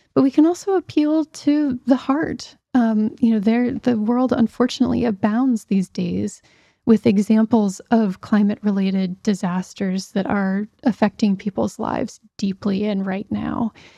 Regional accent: Pittsburgh, Pennsylvania, United States; moved away; I grew up in Pittsburgh, Pennsylvania, and was, was home a couple years ago.

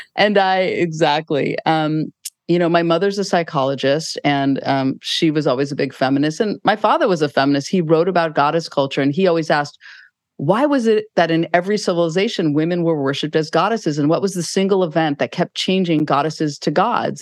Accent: Mill Valley, California, United States; I grew up right near Muir Woods

